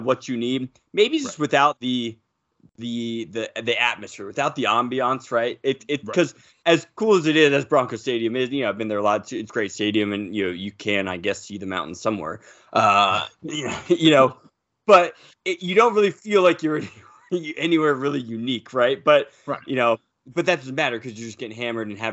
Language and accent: English; Southern California, United States; growing up in Southern California